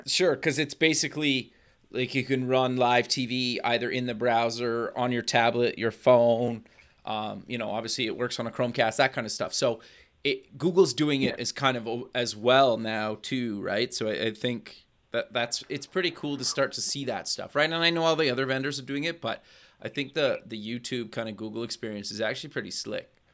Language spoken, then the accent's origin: English; Canada; a fellow Canadian